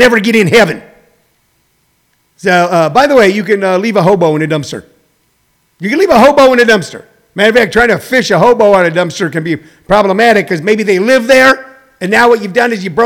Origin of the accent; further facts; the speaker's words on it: United States; I grew up in Jefferson County